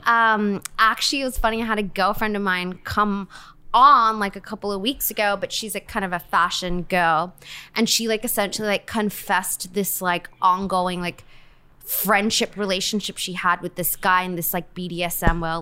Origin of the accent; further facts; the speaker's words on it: Perth, Western Australia, Australia; moved away; I'm from Australia.